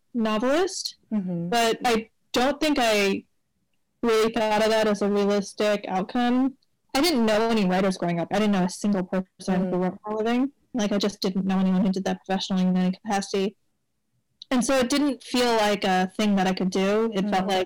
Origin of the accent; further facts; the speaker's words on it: Los Angeles, California, United States; I was born and raised in LA. I grew up in the San Fernando Valley